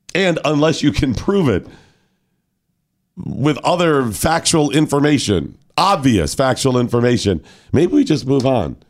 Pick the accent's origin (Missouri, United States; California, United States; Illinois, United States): Illinois, United States; Chicago; I come from Chicago